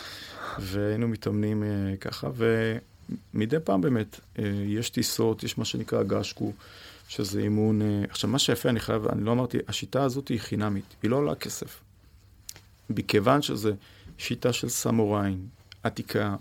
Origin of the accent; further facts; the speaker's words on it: Israel; אני כישראלי